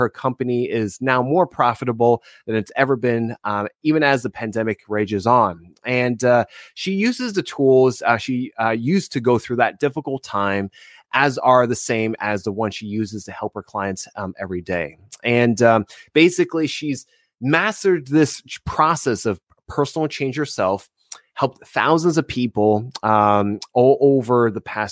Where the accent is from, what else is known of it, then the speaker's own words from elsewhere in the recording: New Jersey, United States; moved away as an adult; now in California, United States; I'm from New Jersey originally